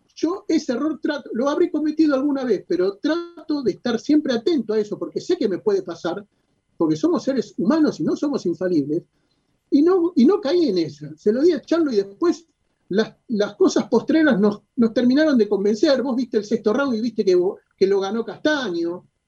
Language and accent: Spanish; Argentina